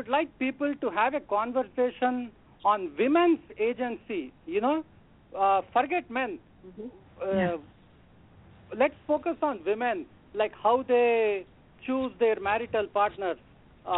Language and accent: English; India; now in New Jersey, United States; I'm calling from New Jersey. I am an Indian.